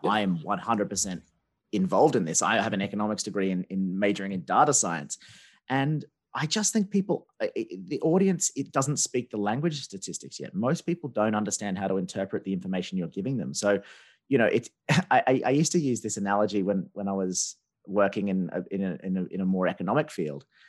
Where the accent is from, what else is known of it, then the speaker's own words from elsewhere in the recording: Australia; also born or lived in China; now in United Kingdom; I'm Australian, I live in Britain